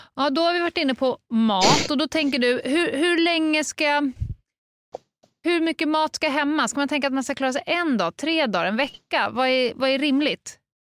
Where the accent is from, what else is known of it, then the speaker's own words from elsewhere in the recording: Stockholm, Stockholm County, Sweden; det kan man ju se här som stockholmare